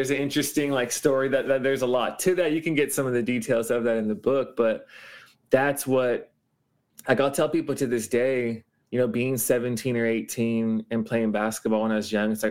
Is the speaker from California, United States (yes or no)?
yes; Los Angeles, California, United States; moved away as an adult; now in Honolulu, United States; I grew up in Los Angeles and moved here at 18.